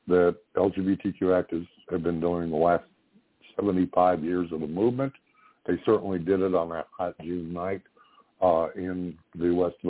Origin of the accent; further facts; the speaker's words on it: Ontario, Canada; moved away; also born or lived in Nova Scotia; I grew up in Ontario.